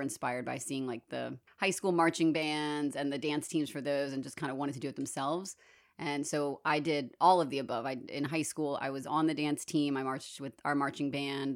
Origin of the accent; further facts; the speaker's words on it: New Orleans, Louisiana, United States; New Orleans, um, our big festival of the year, our big, uh, celebration is Mardi Gras.